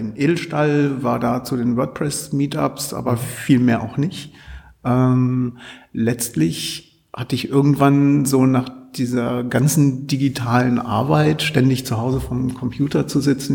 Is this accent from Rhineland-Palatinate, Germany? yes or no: no; Altwarmbüchen, Lower Saxony, Germany; Ich komme komm aus dem Vorort, also aus Altwarmbüchen